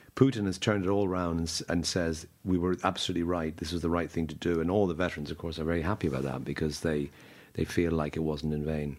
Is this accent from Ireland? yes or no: yes; Dublin, Leinster, Ireland; moved away as an adult; now in London, United Kingdom; I'm from Dublin. Grew up in Dublin at the age of whatever twenty three. I left and I never lived here since